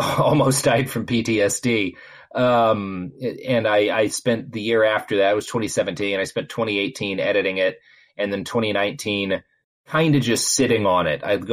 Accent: Texas, United States; I grew up in Texas

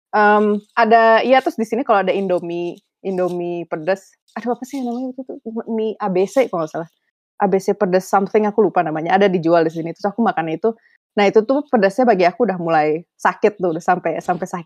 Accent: Jakarta, Indonesia; now in Canada; Maksudnya jauh jauh lebih lebih quiet daripada uh, Jakarta. Aku dulunya di Indonesia di Jakarta.

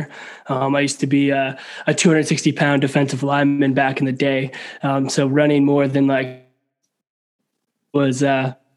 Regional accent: Canada; I'm a Canadian boy at heart

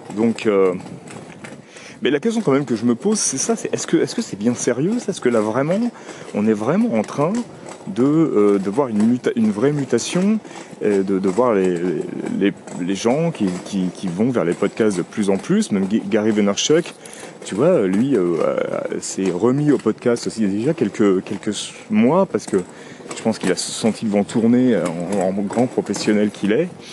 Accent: Paris, Île-de-France, France; je suis un vrai Parisien finalement. Même si je suis né en banlieue et que j'habite en, très proche banlieue.

